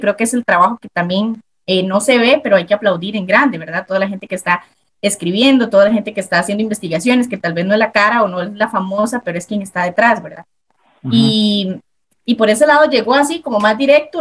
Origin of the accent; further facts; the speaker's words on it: Desamparados, San José, Costa Rica; yo soy de, de Desamparados, el porvenir. Mi familia, la mitad es de San Carlos, pero yo nací acá en San José, San José, Costa Rica